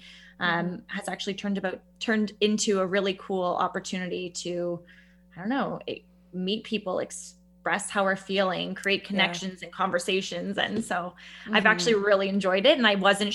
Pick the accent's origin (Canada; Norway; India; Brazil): Canada; Bracebridge, Ontario; also born or lived in the city (birthplace); I grew up in Bracebridge in Muskoka. I grew up on Gibbs Road